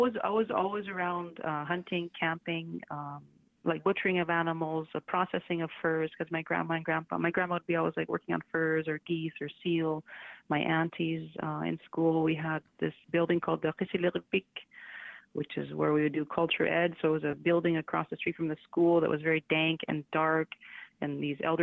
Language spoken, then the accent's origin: English; Coral Harbour, Nunavut, Canada; also born or lived in Saskatoon; I grew up in Coral. So that's where my family is still from